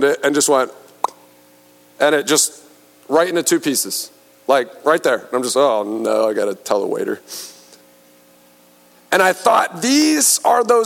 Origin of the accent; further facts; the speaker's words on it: Pennsylvania, United States; moved away as an adult; now in Fort Worth, United States; I'm from Pennsylvania